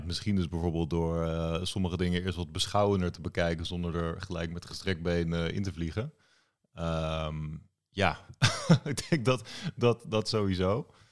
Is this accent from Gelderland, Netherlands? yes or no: no; The Hague, South Holland, Netherlands; Ik woon weer in Den Haag. Ik ben ook opgegroeid in Den Haag